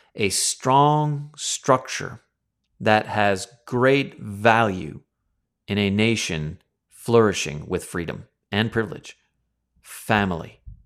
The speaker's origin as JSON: {"language": "English", "country": "Canada", "said": "over here in Canada, we were born and raised in a lineage of the monarchy"}